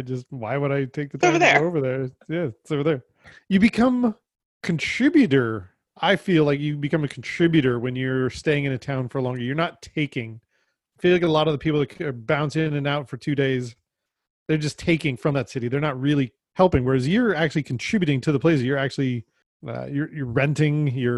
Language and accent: English; near San Francisco, California, United States; I grew up near San Francisco